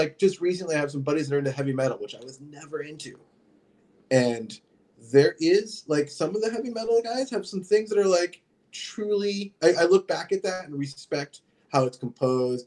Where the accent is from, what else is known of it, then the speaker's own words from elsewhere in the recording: Fairfield, Iowa, United States; also born or lived in California; now in Canada; I grew up in Fairfield, Iowa, in the southeast corner.